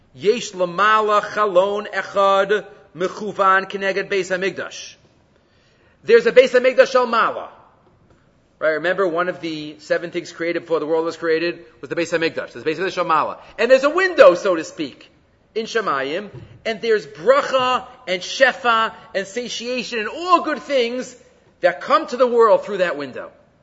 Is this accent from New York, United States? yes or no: yes; New York City, New York, United States; I grew up in Far Rockaway